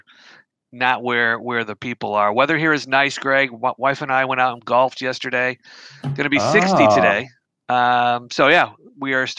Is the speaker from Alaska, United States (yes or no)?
no; Western New York, United States; now in Boise, United States; I grew up in Western New York